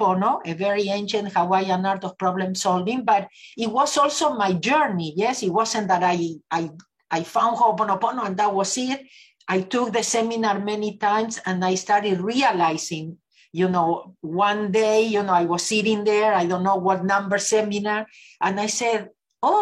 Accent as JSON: {"language": "English", "country": "Argentina", "tie": "born or raised there", "moved": "as an adult", "lives_now": "Los Angeles, United States", "said": "I was born in Argentina. I lived in Los Angeles, California for the last 38 years."}